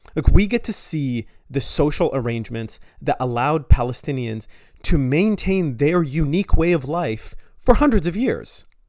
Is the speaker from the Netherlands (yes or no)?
no; Canada; I'm Canadian. I live in Canada.